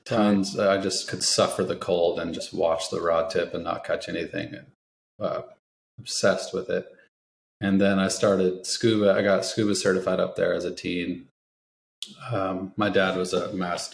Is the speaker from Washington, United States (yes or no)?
yes; Edmonds, Washington, United States; moved away as an adult; also born or lived in Seattle / Alaska / Kansas; now in San Diego, United States; I grew up in Edmonds